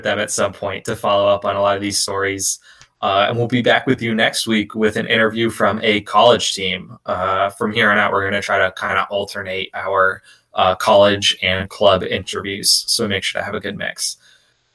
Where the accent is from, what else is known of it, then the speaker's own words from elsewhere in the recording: Boston, Massachusetts, United States; I'm from Boston